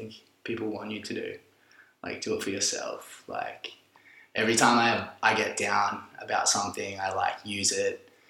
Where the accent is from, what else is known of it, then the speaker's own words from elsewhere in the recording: Sunshine Coast, Queensland, Australia; moved away as an adult; also born or lived in Brisbane; now in Melbourne, Australia; where I grew up on the Sunshine Coast there was like so much free thought